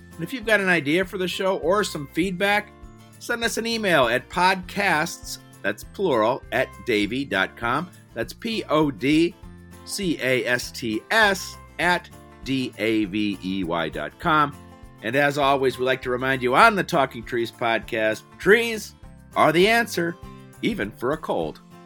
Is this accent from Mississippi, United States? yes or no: no; Cleveland, Ohio, United States; now in Pittsburgh, United States; I grew up in the same area